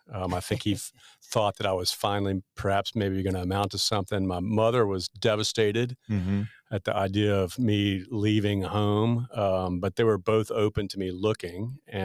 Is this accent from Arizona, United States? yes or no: no; Pampa, Texas, United States; also born or lived in Nashville, Tennessee; I am. I was born in a little town in Northwest Texas called Pampa.